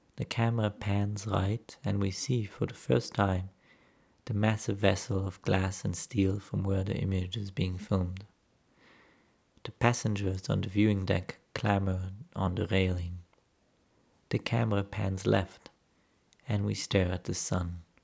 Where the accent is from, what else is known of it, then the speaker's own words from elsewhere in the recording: Jerusalem, Jerusalem District, Israel; moved away as an adult; now in Berlin, Germany; Growing up in Jerusalem